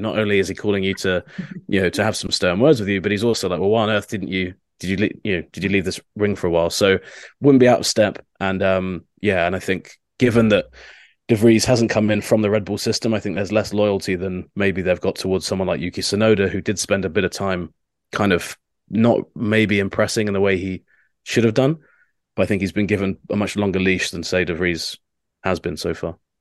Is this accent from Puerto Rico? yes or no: no; United Kingdom; as a Brit